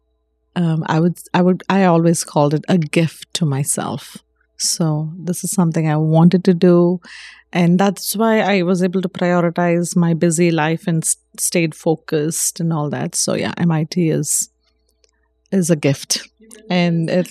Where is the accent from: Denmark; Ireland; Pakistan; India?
India; first language Telugu; moved away; We all speak several languages, you know. I grew up speaking English. My native language is Telugu